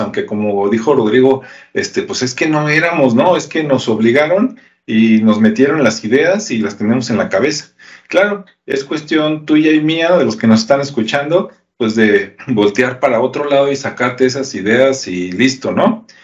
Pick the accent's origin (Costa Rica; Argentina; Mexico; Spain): Mexico; los que somos mexicanos